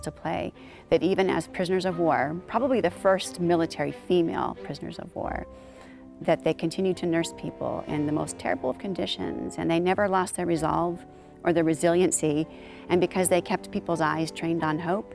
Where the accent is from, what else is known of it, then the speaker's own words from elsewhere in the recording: San Diego, California, United States; I'm from San Diego. That's my native town